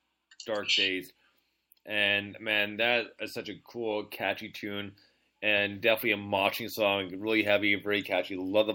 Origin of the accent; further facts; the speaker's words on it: Canada; I'm from Canada.